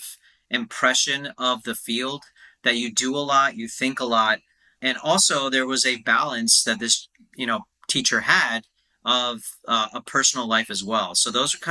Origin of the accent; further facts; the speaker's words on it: United States; being an Indian American